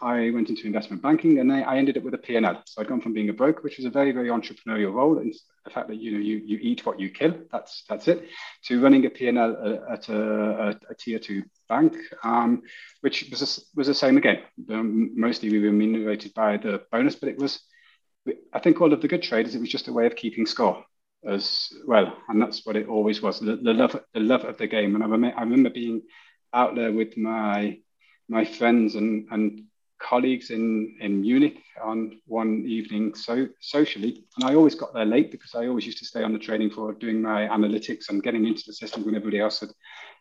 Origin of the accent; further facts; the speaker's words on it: United Kingdom; moved away as an adult; now in Germany; I'm British, which cannot be hidden away